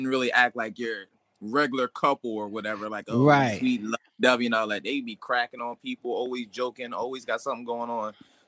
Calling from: Chester, Pennsylvania, United States; I am actually in Chester, Pennsylvania.

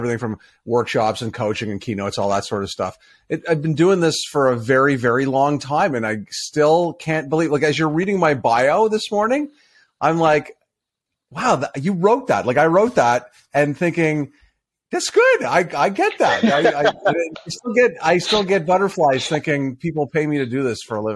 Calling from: Bradford, Ontario, Canada; I am in Bradford, Ontario.

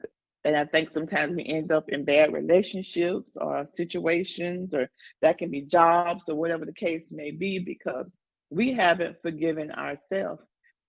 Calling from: Dallas, Texas, United States; I'm coming from Dallas, Texas.

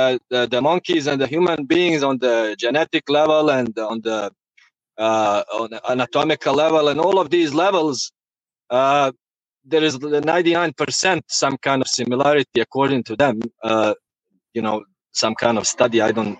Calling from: Pennsylvania, United States

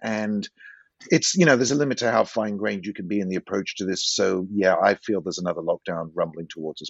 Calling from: Santa Cruz, California, United States; I'm talking from Santa Cruz, which is a kind of smallish university town about 70 miles south of San Francisco on the west coast of California.

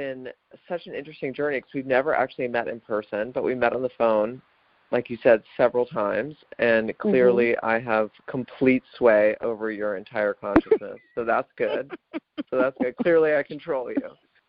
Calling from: Los Angeles, California, United States; And I'm calling from Los Angeles, where the sky is this weird, like, diarrhea yellow and has been for 3 days.

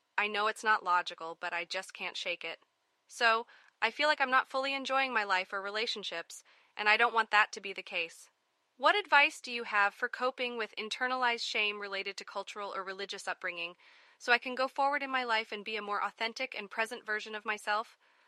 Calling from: Chicago, Illinois, United States; Hey there, Brainwaves. … from Chicago.

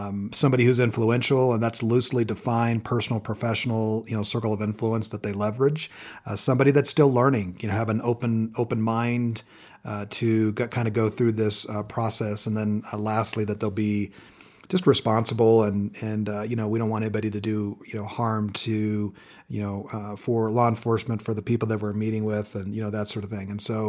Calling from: Colorado Springs, Colorado, United States; Checking in from cold and snowy Colorado Springs.

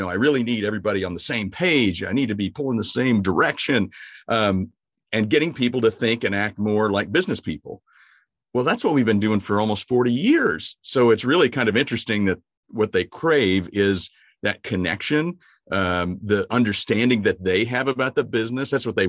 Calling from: Springfield, Missouri, United States; I'm actually at home in Springfield, Missouri.

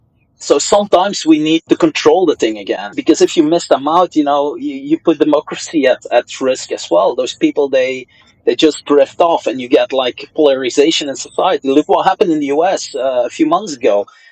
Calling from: Brussels, Belgium; Many of these guys over here in Brussels, I'm calling in from Belgium, many of the kids that went to fight with ISIS in Syria

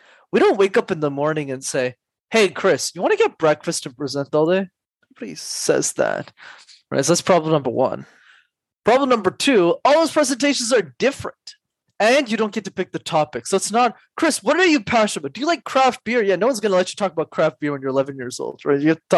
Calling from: Montreal, Quebec, Canada; Calling in from Montreal.

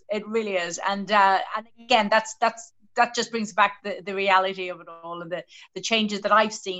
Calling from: Southampton, South East England, United Kingdom; Hi, everyone. I'm coming from Southampton in the UK.

